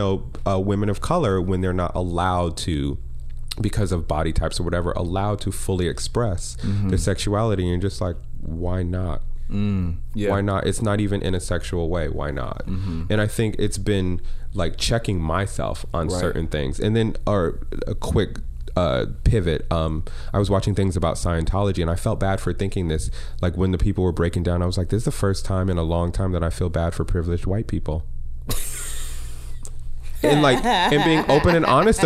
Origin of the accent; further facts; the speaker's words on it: Connecticut, United States; moved away; I grew up in Connecticut, working at the JCC now and then